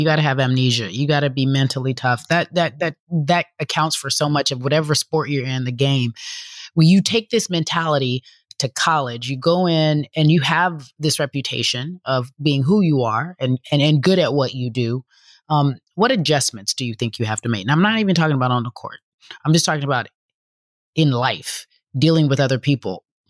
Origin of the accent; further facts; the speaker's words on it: Philadelphia, Pennsylvania, United States; I'm from North Philly, 215-267.